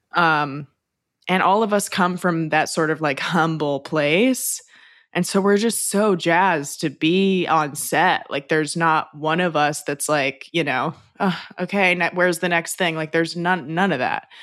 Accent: Los Angeles, California, United States; I'm from Los Angeles

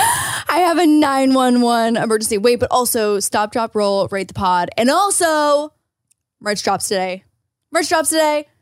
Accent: Canada; moved away; As a Canadian

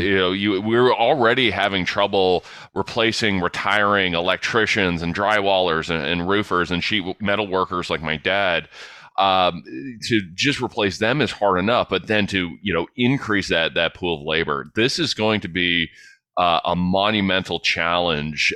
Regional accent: London, Ontario, Canada; born or raised there

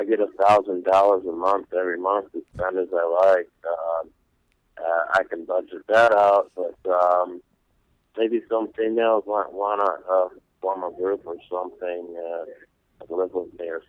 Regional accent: Detroit, Michigan, United States; also born or lived in Canada / Los Angeles / New York / China; I grew up, I was born in Canada and my parents moved me to Detroit and then I lived in Los Angeles, New York. I lived in China, Germany, Poland. And France.

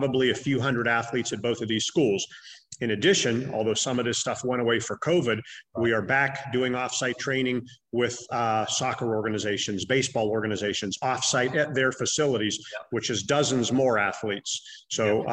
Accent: Youngstown, Ohio, United States; also born or lived in Cleveland, Ohio; I'm originally from the Youngstown area

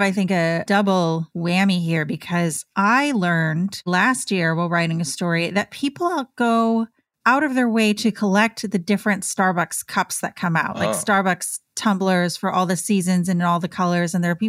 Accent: Michigan, United States; I grew up in Michigan, so a lot of Red Wings fans.

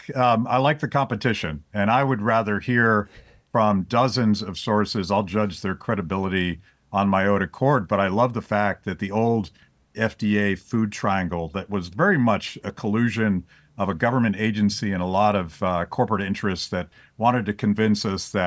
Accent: Pennsylvania, United States; but I'm mostly just from Western Pennsylvania, where that is the only appropriate way to cook a steak.

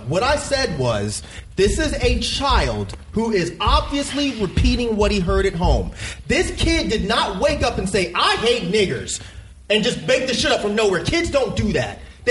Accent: Conyers, Georgia, United States; I grew up in Conyers. I grew up in Conyers

